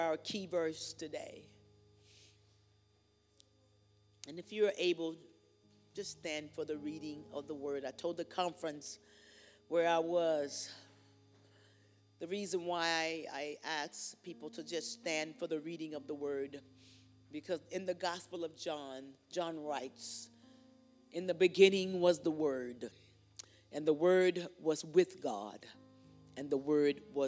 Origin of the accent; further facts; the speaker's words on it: Louisiana, United States; I'm from Louisiana, boudin and cracklings, pecan pie, gumbo